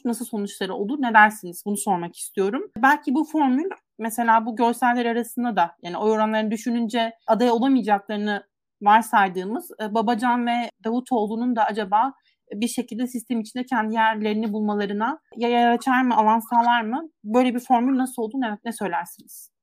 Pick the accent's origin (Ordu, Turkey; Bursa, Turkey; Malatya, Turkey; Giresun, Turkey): Giresun, Turkey; ben Giresunluyum aslında